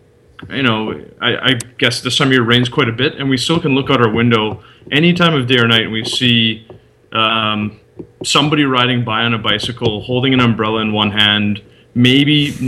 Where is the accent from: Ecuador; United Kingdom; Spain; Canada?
Canada; moved away as an adult; now in Netherlands; for me at least, being a Canadian